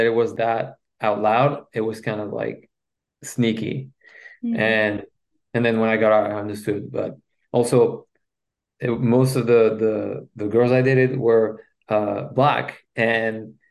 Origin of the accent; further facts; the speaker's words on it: Belgium; first language French; English is a second language; moved away; I'm from Belgium and my first language is French.